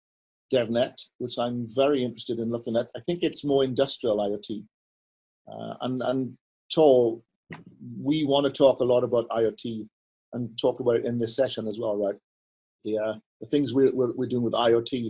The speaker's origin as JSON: {"language": "English", "region": "Wales", "country": "United Kingdom", "said": "I'm Welsh"}